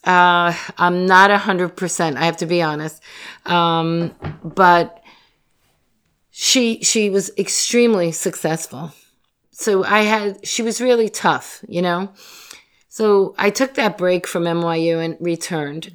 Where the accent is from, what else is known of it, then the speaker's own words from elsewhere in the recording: Yonkers, New York, United States; growing up in Yonkers